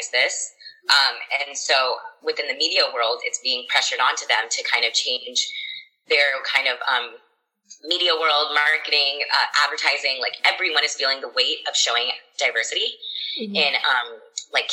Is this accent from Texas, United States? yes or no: yes; Texas, United States; I grew up in Texas and everyone around me had blonde hair